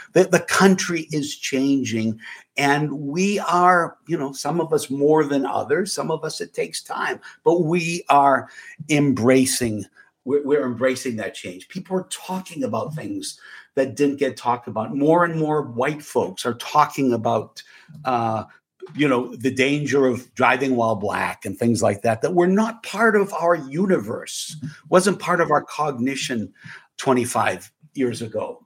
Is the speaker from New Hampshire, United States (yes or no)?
yes; Manchester, New Hampshire, United States; I grew up in Manchester, New Hampshire